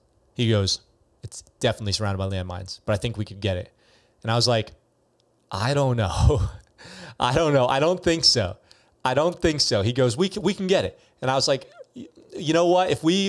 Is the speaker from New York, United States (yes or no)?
yes; New York, United States; Are you really a Yankee? Because I'm from New York.